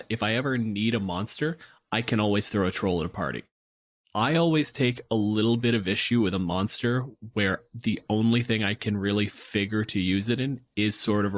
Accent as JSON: {"language": "English", "country": "Canada", "said": "I'm a physicist from Canada."}